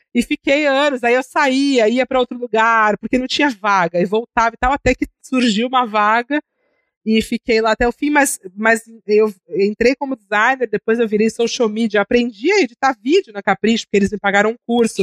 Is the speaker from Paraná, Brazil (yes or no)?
no; Santos, São Paulo, Brazil; now in São Paulo, Brazil; Eu sou de Santos